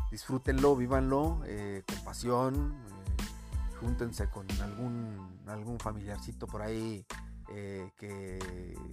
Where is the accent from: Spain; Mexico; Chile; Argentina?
Mexico; Guadalajara, Jalisco; yo soy de Guadalajara, obviamente le voy a Guadalajara